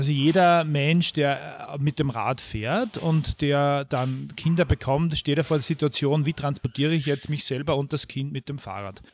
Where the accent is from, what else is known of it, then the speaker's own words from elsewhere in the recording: Mühlviertel, Upper Austria, Austria; moved away as an adult; now in Vienna, Austria; Ich bin im Mühlviertel aufgewachsen, in kleiner Gemeinde Mühlviertel